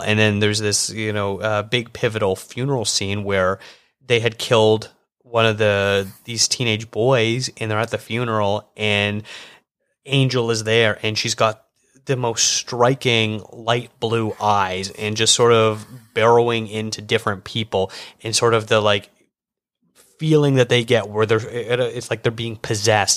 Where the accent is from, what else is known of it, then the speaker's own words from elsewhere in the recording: Canada; as a Canadian